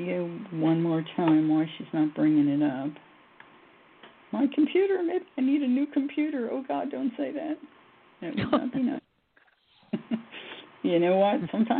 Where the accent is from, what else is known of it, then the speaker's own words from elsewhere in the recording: New York, United States; moved away; I was raised in New York.